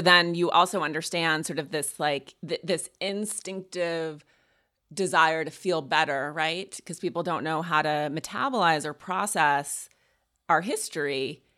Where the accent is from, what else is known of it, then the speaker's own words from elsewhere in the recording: Montana, United States; I grew up in Montana